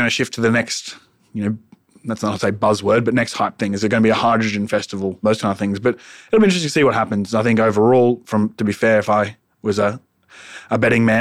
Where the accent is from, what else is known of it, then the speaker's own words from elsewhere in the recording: Australia; we as an Australian society